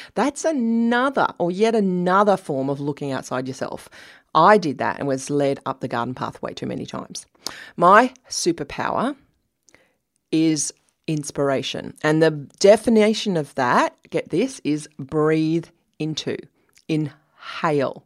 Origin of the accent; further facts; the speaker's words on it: Australia; I'm Australian.